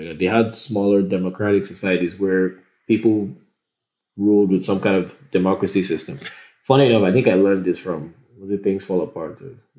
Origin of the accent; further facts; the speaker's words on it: Edo, Nigeria; English is a second language; Like within Edo State, for instance, I'm Itsako and I'm different from a Benin person.